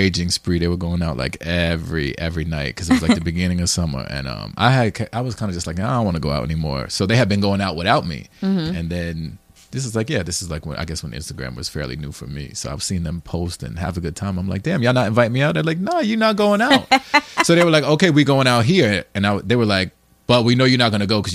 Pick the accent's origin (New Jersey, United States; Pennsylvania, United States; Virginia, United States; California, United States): New Jersey, United States; moved away; I'm from the Burbs in Jersey